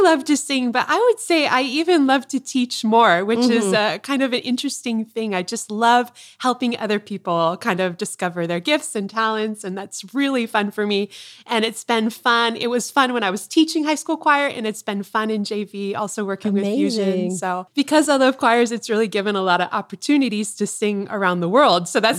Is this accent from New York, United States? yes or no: no; Tucson, Arizona, United States; So I grew up in Tucson, Arizona. We're here now and grew up on a golf course.